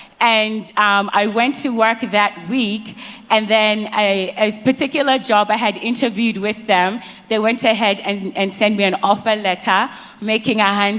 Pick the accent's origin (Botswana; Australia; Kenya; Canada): Botswana; now in Atlanta, United States; I'm originally from Botswana, but I live in the US. I have family in UK